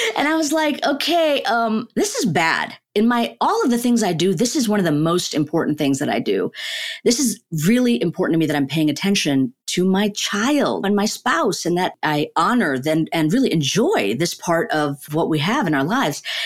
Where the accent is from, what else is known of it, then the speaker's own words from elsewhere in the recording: Chicago, Illinois, United States; also born or lived in Ahmedabad, India; So we moved to Chicago, the suburbs of Chicago. I grew up in Chicago